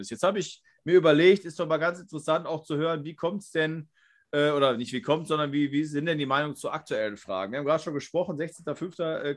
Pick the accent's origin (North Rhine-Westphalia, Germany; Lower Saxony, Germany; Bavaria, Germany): North Rhine-Westphalia, Germany; also ich komme ja aus dem Ruhrgebiet in der Nähe, also Niederrhein, aber fünf Kilometer nach Duisburg. Von daher Ruhrgebiet, Nähe.